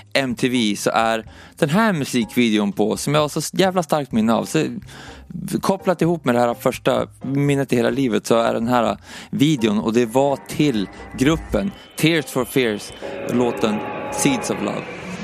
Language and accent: Swedish; Umeå, Västerbotten County, Sweden; moved away; jag föddes i Umeå i alla fall 1986 och det, det, första minnet som jag har därifrån när jag, när jag växte upp